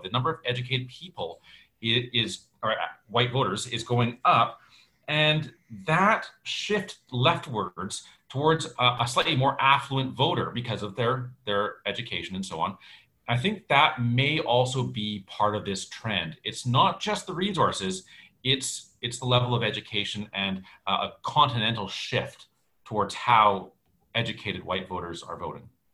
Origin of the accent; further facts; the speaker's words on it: North Shore, British Columbia, Canada; also born or lived in Langley; I grew up on the North Shore.